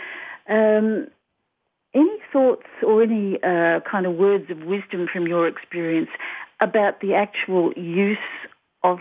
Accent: Australia; I'm Australian.

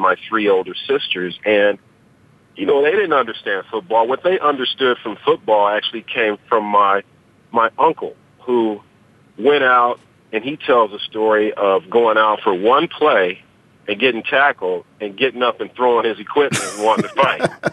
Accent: San Diego, California, United States; I grew up in San Diego. I was born in San Diego

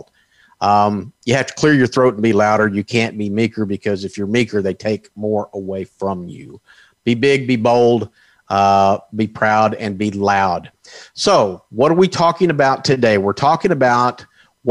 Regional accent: Texas, United States; here in my not only my home state, but my home county of Texas

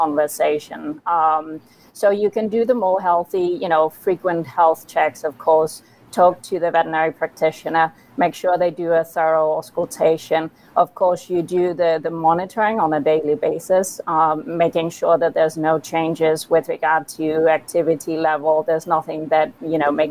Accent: Copenhagen, Capital Region of Denmark, Denmark; moved away as an adult; also born or lived in Pennsylvania, United States; I'm from Copenhagen, Denmark

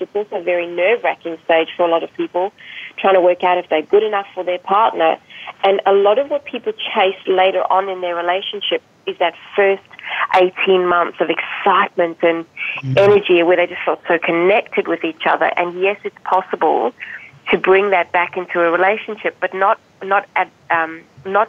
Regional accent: South Africa; moved away; I don't know if you've picked up my accent. For most people, they don't pick it up. I'm actually from South Africa. I was born there.

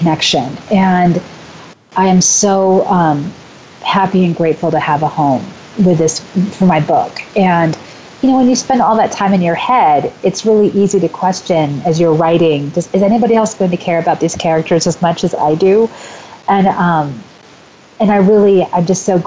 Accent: California, United States; moved away as an adult; also born or lived in Portland; now in Des Moines, United States; I'm from California. I lived in Portland for a while, and then I moved right back to California because I love it so much.

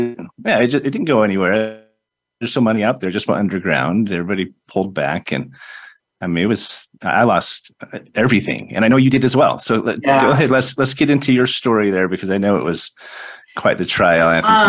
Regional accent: Utah, United States; also born or lived in San Diego; now in Henderson, United States; I mean, I grew up in Utah

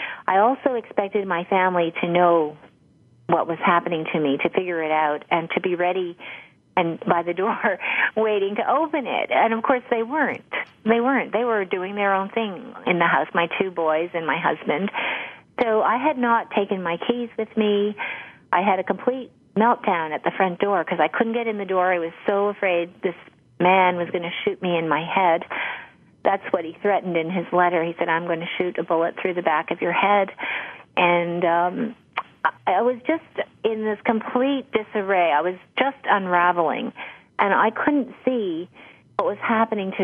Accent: Canada; I started in China, where I was studying Mandarin, because I'm Canadian

